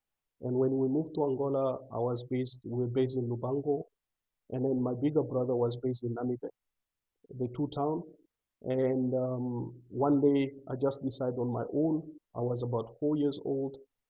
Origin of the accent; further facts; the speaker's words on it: Zambia; born there; And it happened that they were a refugee in Zambia. So I was born also in Zambia. And after I was born in Zambia, we learned to travel at the early age because we couldn't stay in one place.